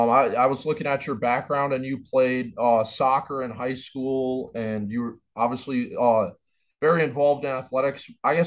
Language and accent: English; Minnesota, United States; I'm obviously from Minnesota.